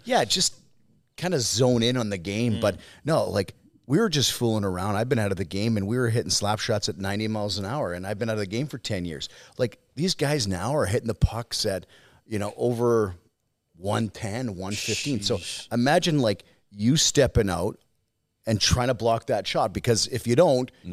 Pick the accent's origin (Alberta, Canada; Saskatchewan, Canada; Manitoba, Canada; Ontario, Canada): Saskatchewan, Canada; I'm from Saskatchewan